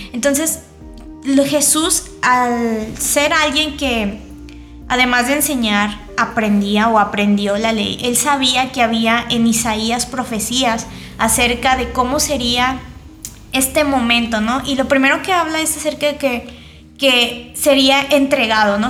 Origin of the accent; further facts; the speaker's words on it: Mexico; soy de México